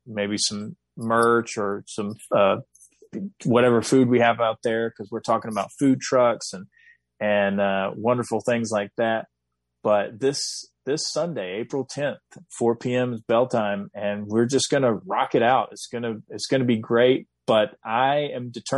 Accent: the South, United States; growing up in the South

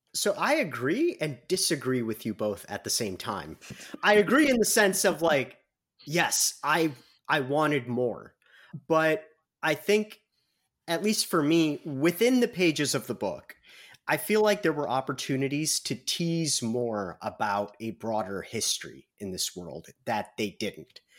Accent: Midwest, United States; accent: heavy Midwestern; by my accent, by my very heavy Midwestern accent

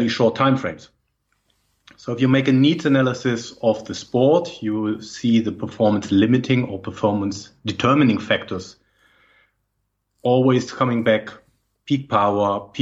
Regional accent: Germany; English is a second language; moved away as an adult; also born or lived in Berlin / Madrid / Cologne; now in Netherlands; I think from my accent, it's very difficult to not know where I'm coming from. I'm originally from Germany.

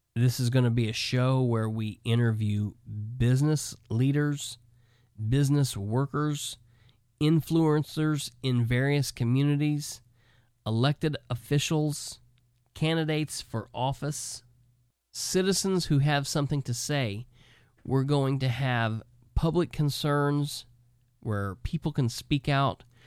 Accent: Muncie, Indiana, United States; now in Winchester, Indiana, United States; my hometown that I was born and raised in, Muncie

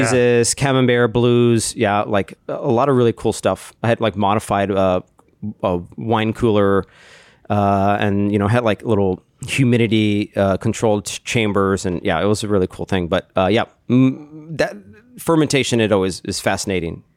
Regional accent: Austin, Texas, United States; moved away as an adult; now in Chicago, United States; I'm from Texas, Austin, Texas.

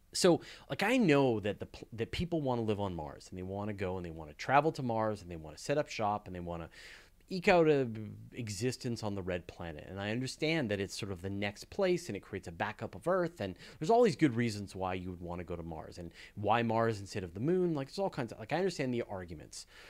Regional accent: Canada; I'm Canadian

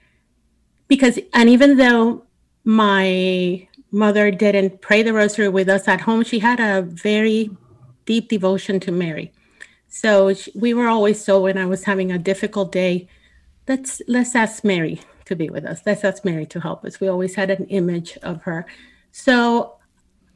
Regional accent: Puerto Rico; I grew up in Puerto Rico, in a Catholic

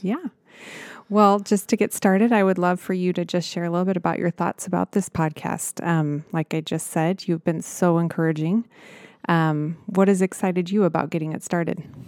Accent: Nebraska, United States; I was a small town girl from Nebraska

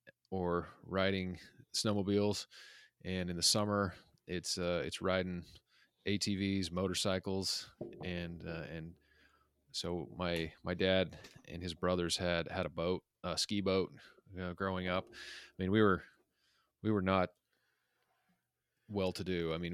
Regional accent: Utah, United States; So I grew up in the Mountain West, in a suburb of Salt Lake City. And where I grew up was kind of like more of a working class place.

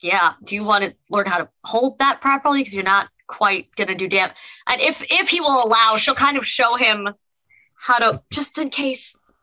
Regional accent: New York, United States; That feels pretty normal. I'm from New York.

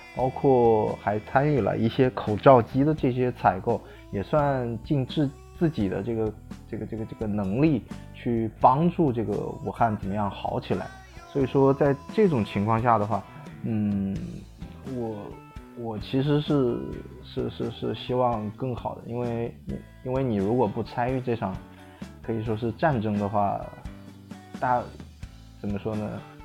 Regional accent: Wuhan, Hubei, China; 我来自湖北武汉。我本身也是武汉人 所以说现，现在也在武汉

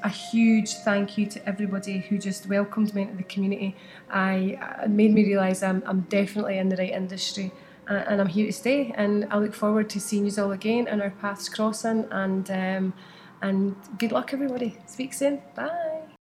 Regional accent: Ireland; I was from Ireland

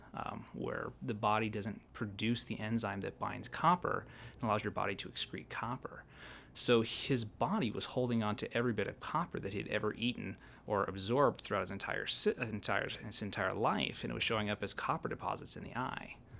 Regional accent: Malta, Montana, United States; also born or lived in Bozeman, Montana / Oregon / Fairbanks, Alaska / Helena, Montana; I'm originally from Montana, uh, s, born and raised in Malta

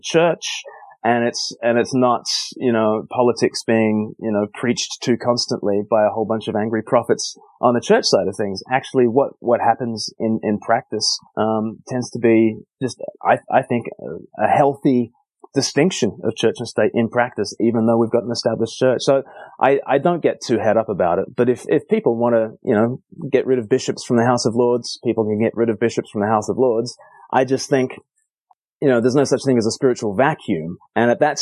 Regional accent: Australia; now in United Kingdom; I grew up in Australia and the Anglican Church there

